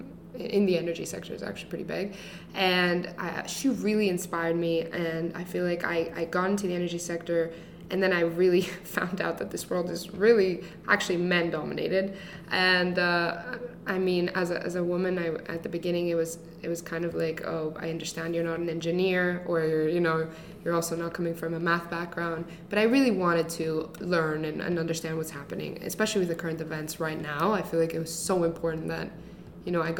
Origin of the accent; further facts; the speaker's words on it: Greece; moved away; I grew up in Greece, which is a very small country in the southern part of Europe